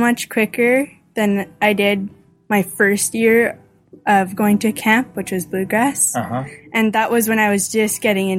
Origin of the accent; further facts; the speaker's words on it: Big River, Saskatchewan, Canada; I'm from Big River